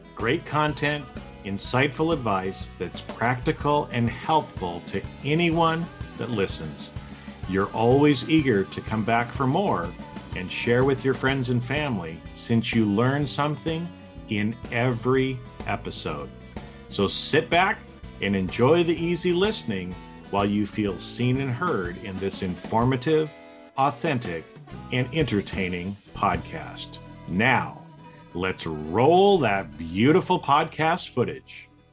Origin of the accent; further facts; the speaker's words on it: Boise, Idaho, United States; I grew up in the in the Boise, Idaho area.